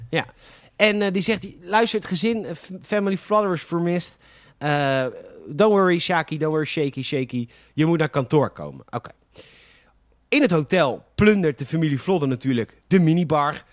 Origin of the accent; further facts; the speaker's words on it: Netherlands; wij Nederlanders